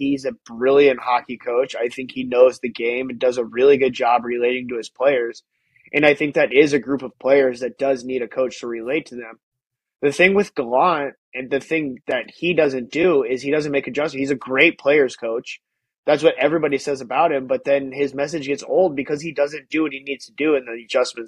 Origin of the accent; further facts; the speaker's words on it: Seattle, Washington, United States; my hometown boys